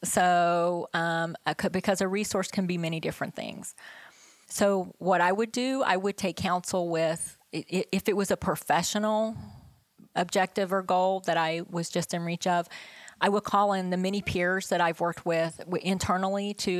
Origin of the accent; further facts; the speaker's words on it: West Virginia, United States; But I grew up in West Virginia, there was nobody around us. We grew our own food and we canned our vegetables and we had farms